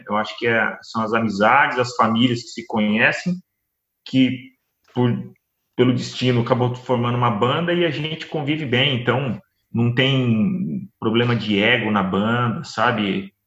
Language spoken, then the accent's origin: Portuguese; São José dos Campos, São Paulo, Brazil; nós somos de São José dos Campos, né? Uma hora de São Paulo